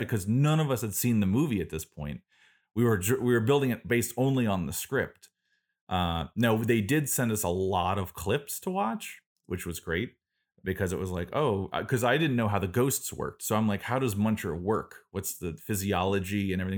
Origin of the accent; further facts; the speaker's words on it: Florida Keys, United States; I grew up in South Florida in the Florida Keys on an island.